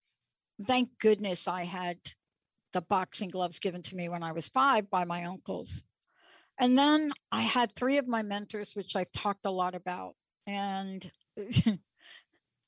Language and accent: English; East Coast, United States; also born or lived in New York City / New Jersey; I grew up on the East Coast